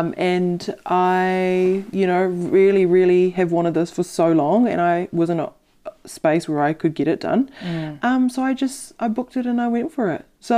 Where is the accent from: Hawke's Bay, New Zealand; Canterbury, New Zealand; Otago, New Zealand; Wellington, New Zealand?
Hawke's Bay, New Zealand; I'm originally from the Hawke's Bay, so he did a lot of surgeries in Napier that I'd seen physically on people.